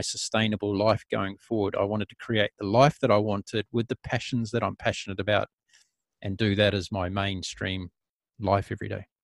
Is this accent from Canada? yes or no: no; New Zealand; New Zealand, my home country